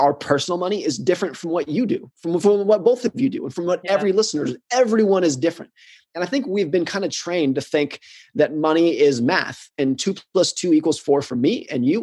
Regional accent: United States; I grew up in the United States. I live in the United States

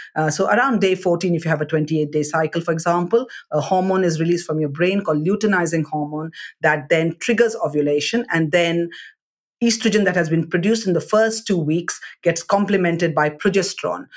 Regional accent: South India, India; I'm from South India

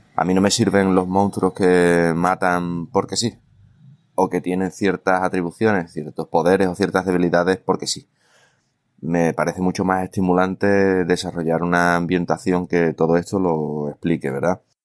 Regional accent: Bay of Cádiz, Andalusia, Spain; está ambientada en mi tierra, ¿eh? entre Puerto Real, Cádiz, San Fernando, etcétera, en el entorno del cuerno de la bahía de Cádiz

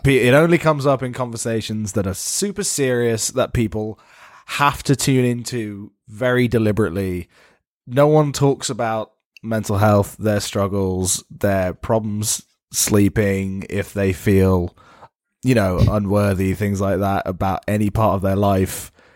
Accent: England, United Kingdom; I'm an Englishman

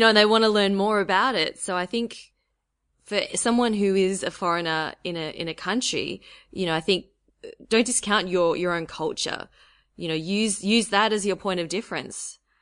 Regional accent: Australia; my being Australian

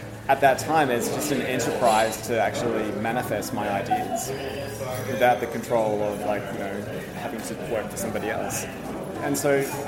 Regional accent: Melbourne, Victoria, Australia; I am from Melbourne. I grew up in Melbourne.

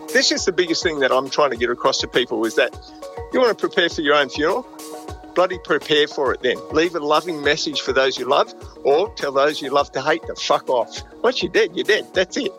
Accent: Gold Coast, Queensland, Australia; also born or lived in Broadmeadows, Victoria; I grew up on the Gold Coast. So I arrived here when I was uh, three or four years old from Victoria, Broadmeadows, I was born

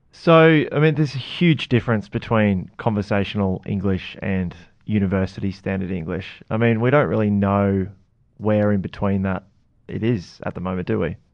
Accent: Queensland, Australia; I'm a Queenslander

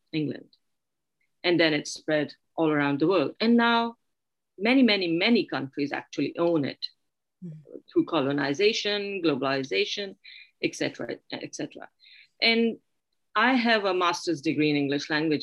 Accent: Pakistan; now in Sweden; coming from a, a pakistani background

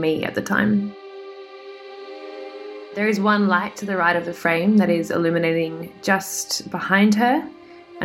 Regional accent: Sydney, New South Wales, Australia; in Sydney, my hometown

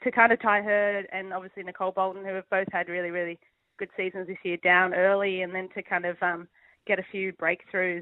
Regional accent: Sydney, New South Wales, Australia; also born or lived in Tasmania; to be able to kind of train and play and everything in my hometown

